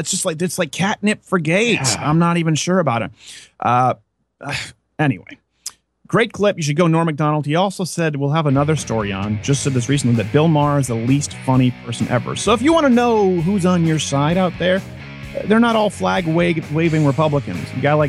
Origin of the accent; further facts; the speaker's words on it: Canada; I don't really get to talk about my background so much as a Canadian.